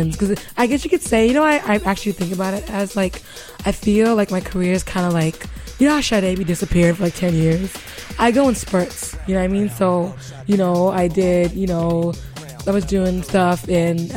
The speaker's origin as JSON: {"language": "English", "country": "Nigeria", "said": "I'm Nigerian"}